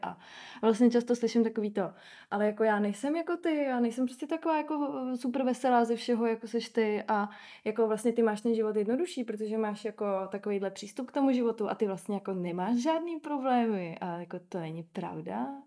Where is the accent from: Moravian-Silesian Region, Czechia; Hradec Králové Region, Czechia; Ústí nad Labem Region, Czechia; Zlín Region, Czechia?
Moravian-Silesian Region, Czechia; Ostrava; mluvím fakt sprostě, protože jsem z Ostravy